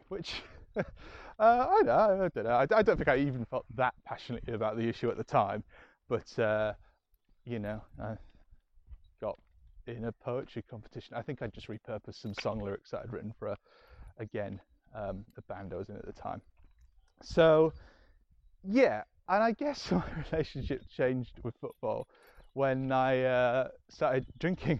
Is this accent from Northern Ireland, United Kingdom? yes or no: no; Scarborough, Yorkshire and the Humber, United Kingdom; I'm from Scarborough